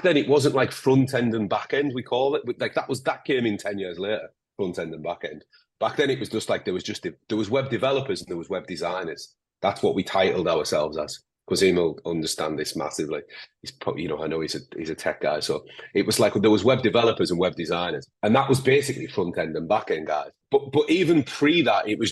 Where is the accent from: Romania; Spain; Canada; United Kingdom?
United Kingdom; Northern England; accent: Northern English, a little bit Scottish; between Geordie, Scouse and Scottish; I'm particularly Northern English, a little bit Scottish. So I'm kind of like between Newcastle, Liverpool, and Scotland.